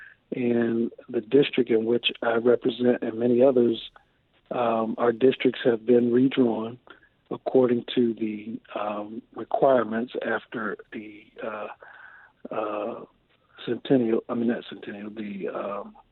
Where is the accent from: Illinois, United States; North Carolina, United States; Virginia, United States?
Virginia, United States; Chesapeake